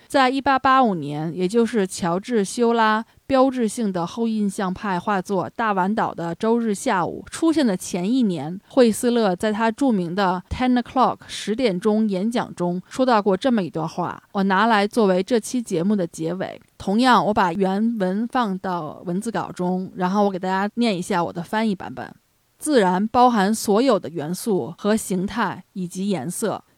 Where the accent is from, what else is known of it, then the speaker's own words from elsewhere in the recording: China; 作为中国人来讲